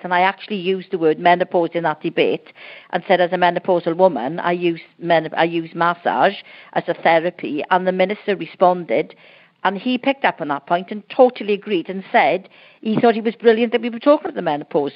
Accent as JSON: {"language": "English", "region": "Wales", "country": "United Kingdom", "said": "I'm Welsh"}